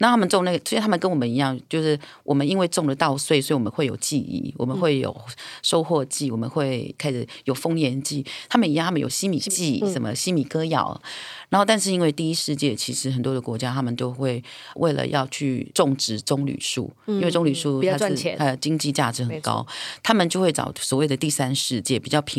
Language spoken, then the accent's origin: Chinese; Taiwan; 女人岛这三个字，第一个最简单的逻辑就是我是阿美族，所以我来自于台湾这个岛。